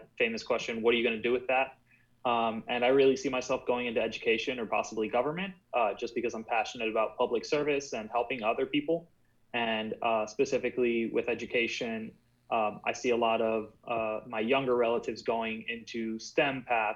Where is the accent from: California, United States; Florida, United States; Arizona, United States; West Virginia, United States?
Florida, United States; born or raised there; also born or lived in Cuba